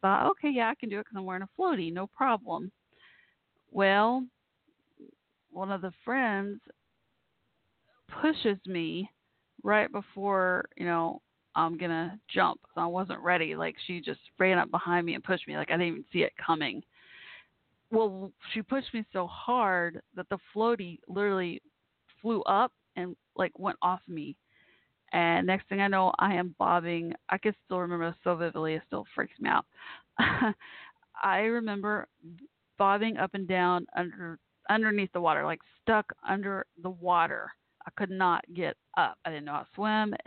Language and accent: English; Dallas-Fort Worth, Texas, United States; also born or lived in Waco, Texas; we moved from Waco to Dallas-Fort Worth.